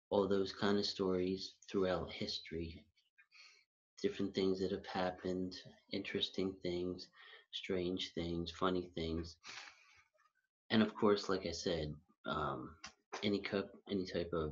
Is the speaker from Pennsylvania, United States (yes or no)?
yes; Philadelphia, Pennsylvania, United States; also born or lived in Huntingdon Valley, Pennsylvania; now in Rydal, United States; I was born and raised in Philadelphia, and right now I live in Rydal, PA, with my sister